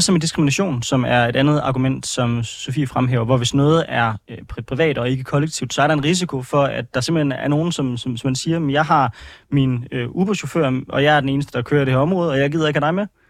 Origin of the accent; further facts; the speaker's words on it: Aarhus, Central Denmark Region, Denmark; now in Frederiksberg, Denmark; jeg kommer fra Aarhus, og nu bor jeg på øh, Frederiksberg